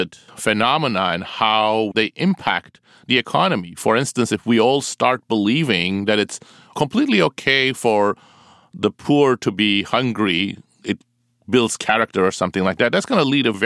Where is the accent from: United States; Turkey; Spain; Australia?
Turkey; moved away; I grew up in Turkey